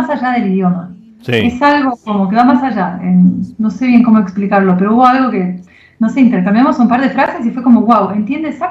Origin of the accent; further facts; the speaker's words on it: Israel; born there; No me siento argentina, no me identifico 100% como ninguna nacionalidad, origen, nací en Israel